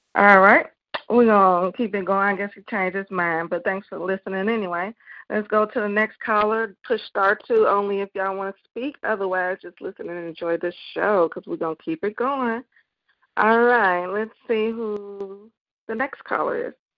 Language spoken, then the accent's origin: English; Chicago, Illinois, United States; my hometown. Shout out to Chicago